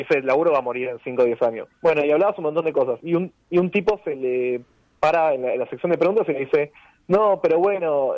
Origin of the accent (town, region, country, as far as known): Argentina